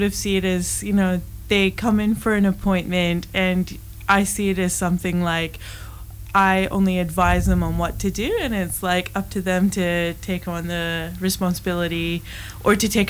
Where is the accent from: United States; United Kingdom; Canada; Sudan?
Canada; moved away as an adult; now in Broome, Australia; I was raised in Canada, and my parents were they escaped from Iran